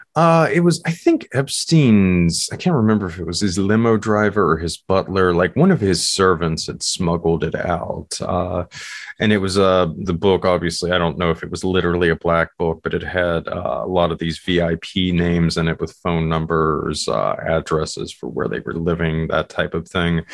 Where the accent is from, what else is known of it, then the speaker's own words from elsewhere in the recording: West Virginia, United States; my home state here in West Virginia